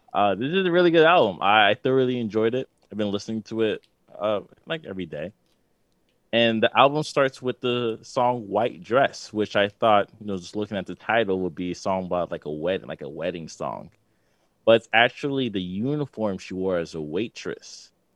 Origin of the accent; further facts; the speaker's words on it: New York City, New York, United States; I'm from Queens